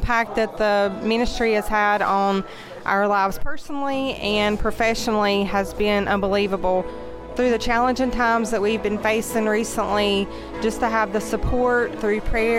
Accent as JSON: {"language": "English", "town": "Conover", "region": "North Carolina", "country": "United States", "said": "I'm from Conover, North Carolina"}